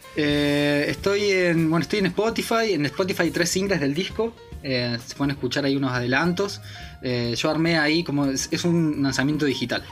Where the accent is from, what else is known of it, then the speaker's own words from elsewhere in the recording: Río Ceballos, Córdoba, Argentina; moved away as an adult; now in Buenos Aires, Argentina; me crié en Córdoba, en un pueblito ahí en, las Sierras Chicas, se llama Río Ceballos